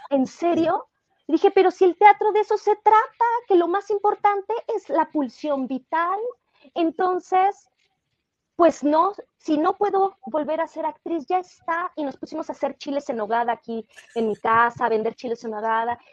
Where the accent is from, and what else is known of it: Mexico